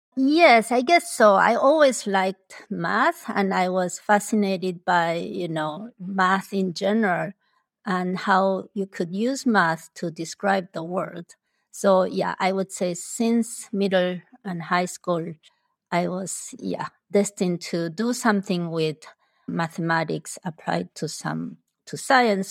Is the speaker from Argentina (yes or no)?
yes; Argentina; first language Spanish; English is a second language; moved away as an adult; also born or lived in Busan, South Korea; now in Chicago, United States; I was born in South Korea, in Busan. My family immigrated to Argentina when I was eight years old. So, I grew up in Argentina. So, my main language is actually Spanish, not Korean.